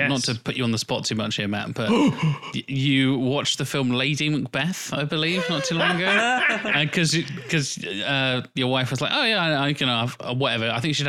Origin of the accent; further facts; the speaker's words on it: Norwich, East of England, United Kingdom; also born or lived in London; we're all kind of from London. I mean, I was born in Norwich, but both of my parents' families are from London